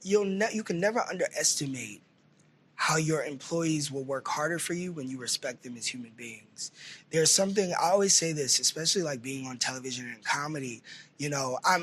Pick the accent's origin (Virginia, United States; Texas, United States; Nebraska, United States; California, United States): Texas, United States; I grew up in Texas